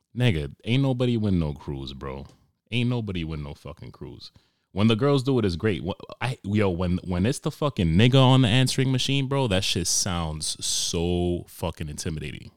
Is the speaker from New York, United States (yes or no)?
yes; New York, United States; moved away; I'm from New York